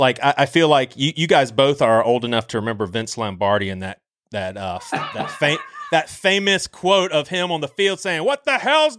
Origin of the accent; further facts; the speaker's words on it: the South, United States; I'm from the South